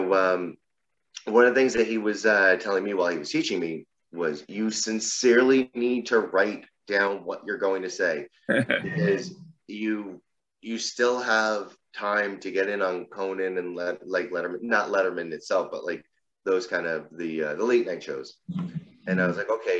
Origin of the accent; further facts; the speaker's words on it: New Jersey, United States; I live in New Jersey. I've lived here just about my entire life